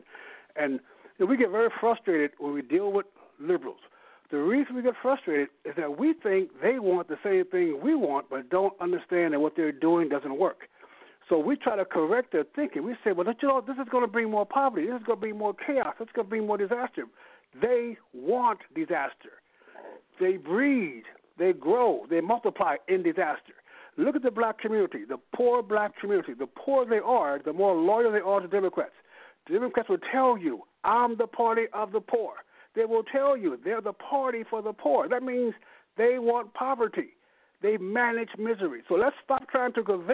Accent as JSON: {"language": "English", "region": "Missouri", "country": "United States", "tie": "born or raised there", "also_born_or_lived": "Bay Area, California", "moved": "as an adult", "said": "I grew up in Missouri"}